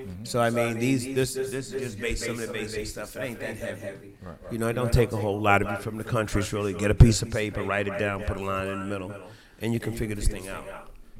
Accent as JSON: {"language": "English", "town": "Stamford", "region": "Connecticut", "country": "United States", "tie": "born or raised there", "also_born_or_lived": "Orangeburg, South Carolina / New York"}